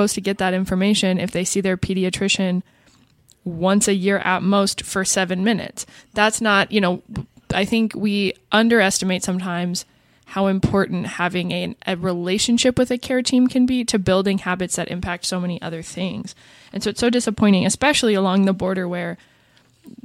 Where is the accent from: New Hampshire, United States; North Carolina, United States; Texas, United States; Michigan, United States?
Texas, United States; a born and raised Texan